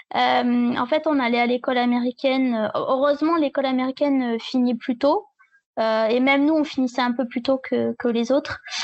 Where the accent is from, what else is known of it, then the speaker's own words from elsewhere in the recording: a small village in the south of France, southern France, France; je viens d'un petit village dans le sud de la France.